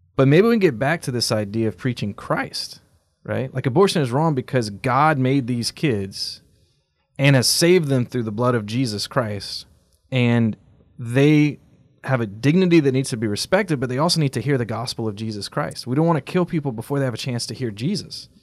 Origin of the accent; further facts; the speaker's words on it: United States; as American Catholics